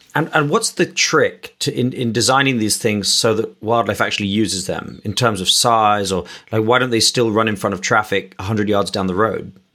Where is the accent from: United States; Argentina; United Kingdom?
United Kingdom; Richmond; where my mother lives and where I grew up in Richmond